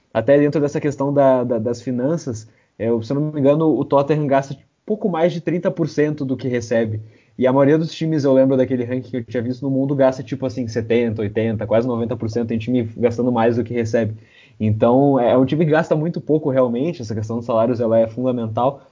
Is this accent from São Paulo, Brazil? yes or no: no; Caxias / Porto Alegre, the South, Rio Grande do Sul, Brazil; sou de, aqui de Caxias, sou de Porto Alegre, é, do Sul